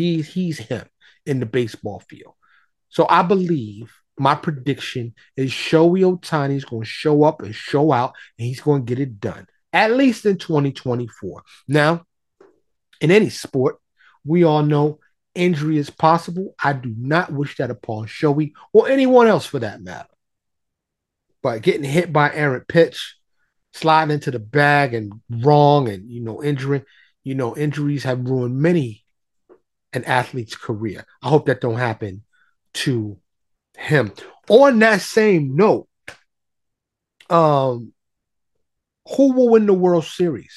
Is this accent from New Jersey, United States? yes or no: no; New York City, New York, United States; now in Dallas, United States; I'm from New York, born and raised in New York, still in touch with a lot of my New York peoples